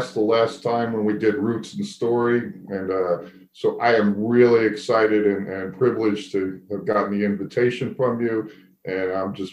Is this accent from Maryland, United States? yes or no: no; New York City, New York, United States; growing up in New York City in the Bronx